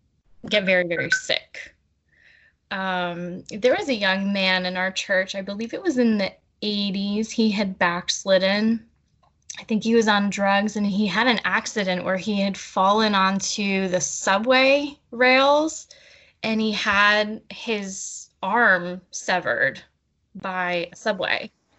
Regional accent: Pennsylvania, United States; I came from Pennsylvania to Tucson to see my boyfriend

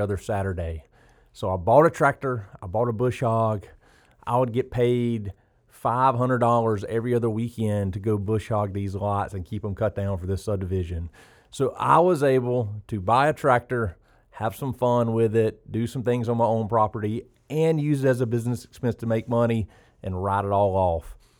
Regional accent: South Georgia, United States; also born or lived in Oconee County, Georgia; growing up in South Georgia

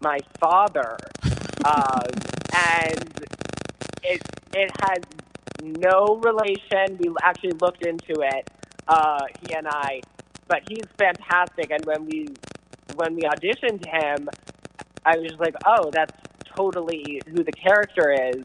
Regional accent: United States; now in Los Angeles, United States; I come from the East Coast, and I actually come from right outside of Washington, D.C.

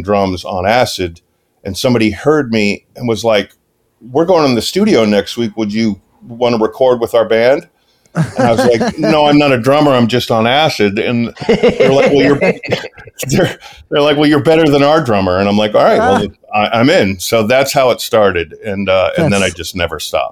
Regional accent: St. Louis, Missouri, United States; moved away as an adult; also born or lived in Massachusetts / Los Angeles; I was born in St. Louis

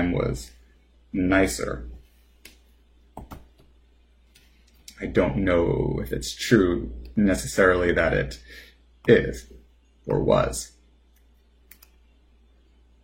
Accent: New Jersey, United States; as a New Jerseyan

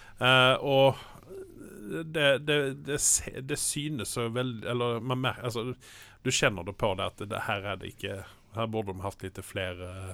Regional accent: Malmö, Skåne, Sweden; now in Norway; jeg er jo fra Malmö, der serien utspiller seg

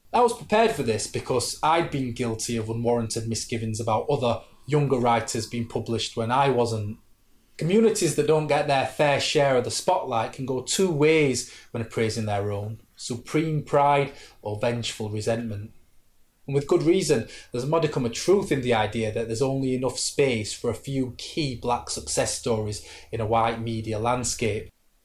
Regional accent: Sheffield, Yorkshire and the Humber, United Kingdom; I'm working class from Sheffield.

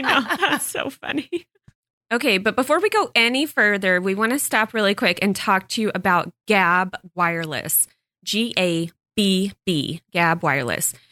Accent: Texas, United States; moved away; I grew up on it in Texas

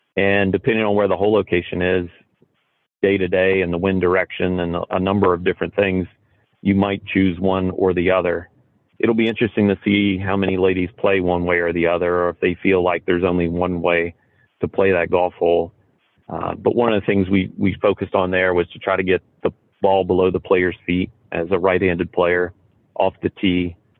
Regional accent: Roanoke, Virginia, United States; I grew up outside of Roanoke, Virginia

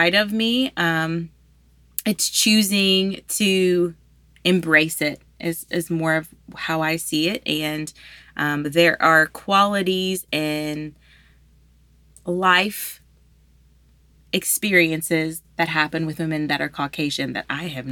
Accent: Louisiana, United States; I'm from Louisiana. I'm from here.

